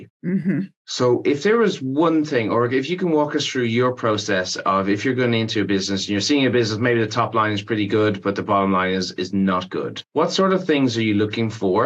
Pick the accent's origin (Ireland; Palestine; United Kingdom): Ireland; when I was growing up in Ireland